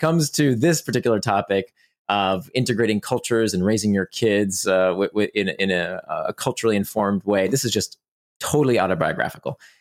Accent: Orlando, Florida, United States; also born or lived in Israel; I grew up in Orlando, Florida

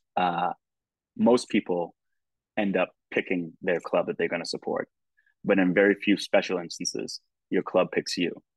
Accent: United States; as an American, you know, soccer fan, football fan from here

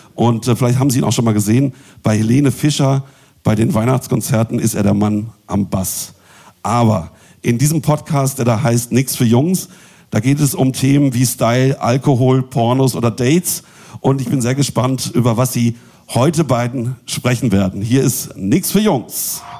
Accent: Bielefeld, North Rhine-Westphalia, Germany; moved away; Ich komme nämlich ursprünglich auch aus Bielefeld

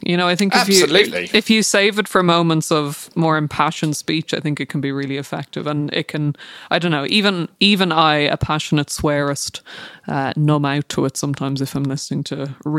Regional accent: Ireland; as an Irish person

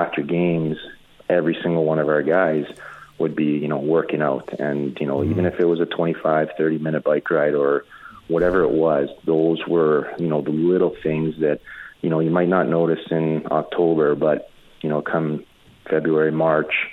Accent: Edmonton, Alberta, Canada; being from Edmonton, playing in front of my hometown

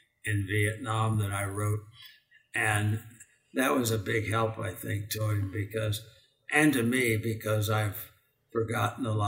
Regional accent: just outside of D.C., Maryland, United States; also born or lived in Washington, D.C.; now in Phoenix, United States; born in Washington, D.C. and grew up in Maryland, just outside of D.C.

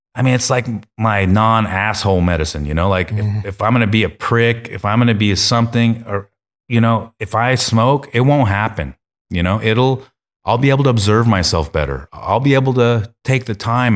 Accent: Eugene, Oregon, United States; I'm from Eugene

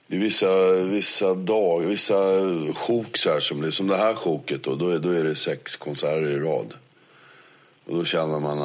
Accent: Netherlands; born or raised there; moved away as an adult; now in Sweden

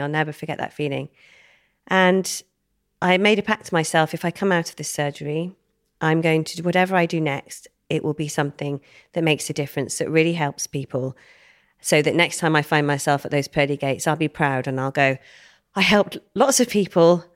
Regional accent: Wem, West Midlands, United Kingdom; I grew up in Shropshire, little town near Shrewsbury called Wem

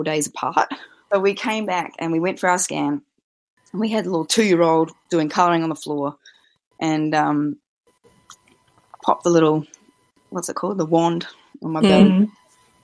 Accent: Australia; moved away as an adult; now in Wellington, New Zealand; I'm originally from Australia, and my husband is a Kiwi, but I've been here for coming up probably 12 years now.

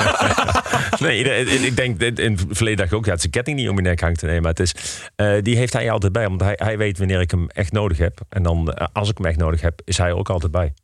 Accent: Eindhoven, North Brabant, Netherlands; also born or lived in Nijmegen / Heerlen; now in Breda, Netherlands; Ik ben geboren en getogen in Eindhoven

